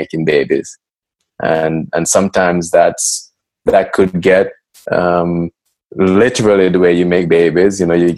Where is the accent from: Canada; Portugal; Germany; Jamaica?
Jamaica; growing up in Jamaica, I was encouraged to start very early